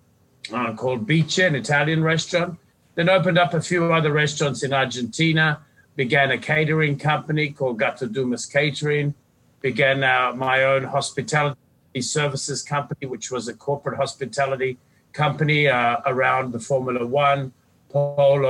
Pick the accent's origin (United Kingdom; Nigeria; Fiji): Fiji; also born or lived in Australia / Sydney, Australia; now in Punta Mita, Mexico; I was born and brought up in the Fiji Islands just over 50 years ago, educated in Australia